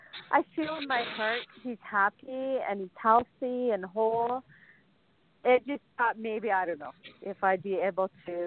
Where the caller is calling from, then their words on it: Innisfil, Ontario, Canada; I'm calling from Innisfil, Ontario, Canada.